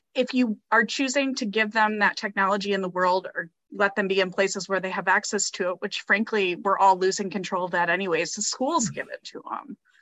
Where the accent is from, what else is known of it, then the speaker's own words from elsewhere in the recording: Midwest, United States; I grew up in the Midwest, we did tornado drills in school